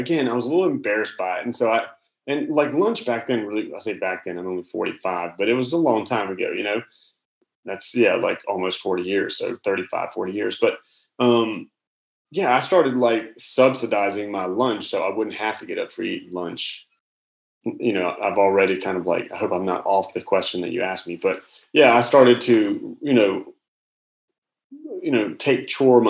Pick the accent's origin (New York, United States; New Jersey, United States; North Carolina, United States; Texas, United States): North Carolina, United States; Charlotte; now in South Carolina, United States; I grew up in Charlotte, North Carolina